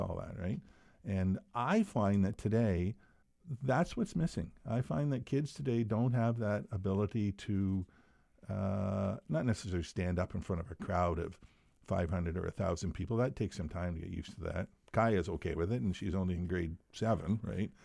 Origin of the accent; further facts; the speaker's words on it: Bathurst, New Brunswick, Canada; moved away; also born or lived in Wolfville, Nova Scotia; I grew up in Bathurst, small community